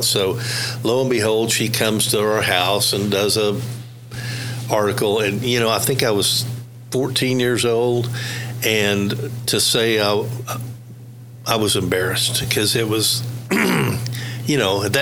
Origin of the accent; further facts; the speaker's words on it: Tulsa, Oklahoma, United States; I grew up in Tulsa